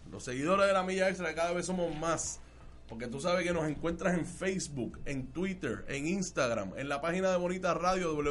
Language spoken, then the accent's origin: Spanish; Vega Baja, Puerto Rico; Nosotros somos de Vega Baja. Así es que estamos cerca